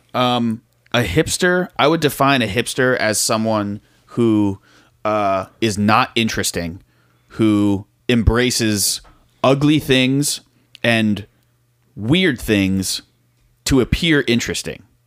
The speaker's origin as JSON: {"language": "English", "region": "South Florida", "country": "United States", "also_born_or_lived": "Tallahassee, Florida", "said": "I was driving home from Florida State, back to South Florida."}